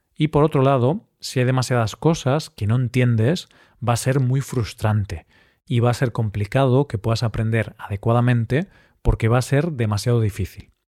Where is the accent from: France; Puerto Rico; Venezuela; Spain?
Spain; ya que soy español y he vivido prácticamente toda mi vida en España